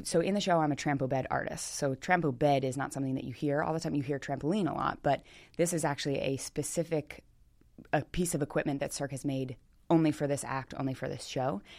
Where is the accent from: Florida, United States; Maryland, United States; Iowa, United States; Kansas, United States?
Maryland, United States; Millersville; also born or lived in Baltimore, Maryland / Pasadena, Maryland; I grew up around Smyrna Park and, uh, did gymnastics like Darksiders. It's right over, um, in Millersville.